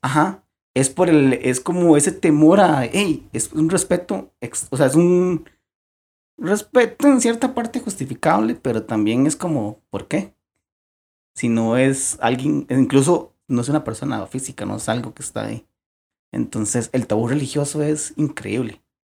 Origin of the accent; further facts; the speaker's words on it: Costa Rica; somos ticos